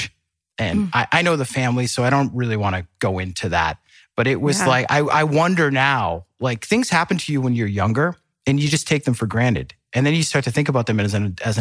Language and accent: English; Clinton, Massachusetts, United States; Clinton, Mass is where I grew up.